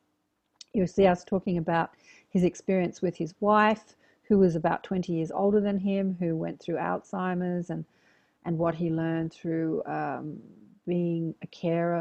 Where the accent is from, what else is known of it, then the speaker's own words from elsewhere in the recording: Australia; accent: Australian; my cute Australian accent.